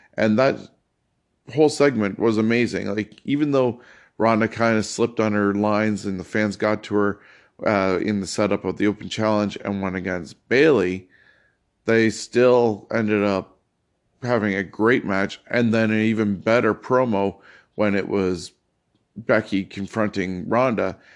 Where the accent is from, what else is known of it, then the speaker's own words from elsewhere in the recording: Canada; As a Canadian